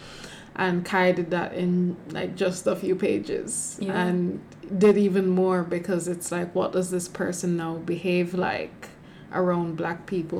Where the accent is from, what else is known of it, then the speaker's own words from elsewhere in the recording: Jamaica; as a Jamaican